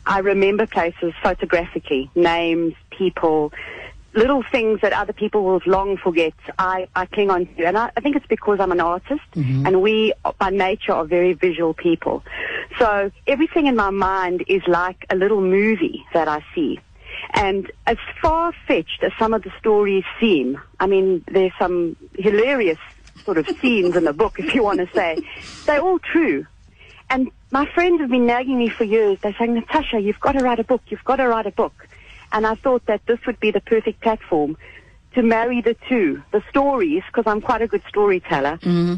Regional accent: Free State, South Africa; also born or lived in Paris / Cape Town; my Free State upbringing is still very much a part of me

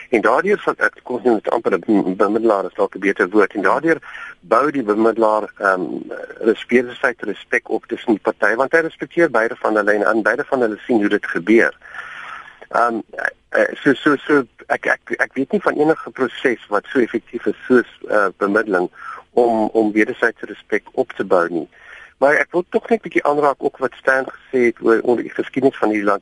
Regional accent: South Africa; as wit mense in Suid-Afrika

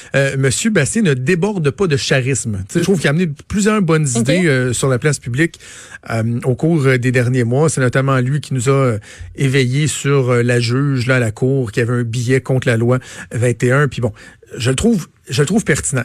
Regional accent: Quebec, Canada

